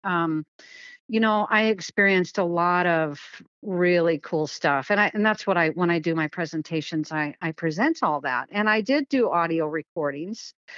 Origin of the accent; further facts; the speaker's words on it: Kent, Washington, United States; So I grew up in Washington State and I grew up in Kent